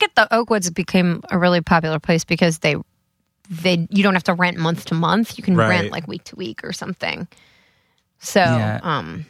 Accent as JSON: {"language": "English", "region": "Connecticut", "country": "United States", "tie": "born or raised there", "said": "I was coming from Connecticut, {S5} right? {S4} So which is where I grew up."}